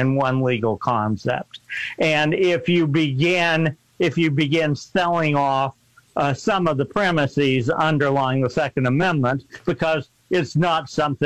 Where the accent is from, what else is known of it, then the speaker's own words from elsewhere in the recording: Missouri, United States; moved away; I was born in Missouri. I was educated in Missouri